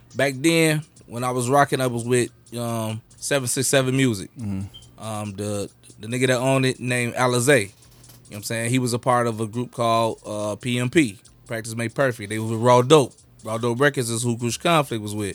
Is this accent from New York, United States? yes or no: no; Chicago, Illinois, United States; I was raised in the Garfield area.